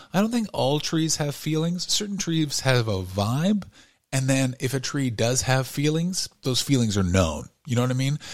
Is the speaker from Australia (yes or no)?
no; Canada; now in Los Angeles, United States; I grew up in Canada